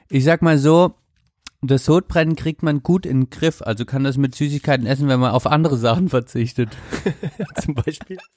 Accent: Baden-Württemberg, Germany; Und ich bin, ich komme aus Baden-Württemberg, gell?

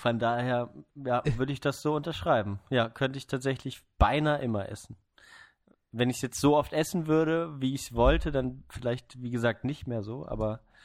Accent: Neubrandenburg, Mecklenburg-Vorpommern, Germany; born or raised there; now in Freiburg, Germany

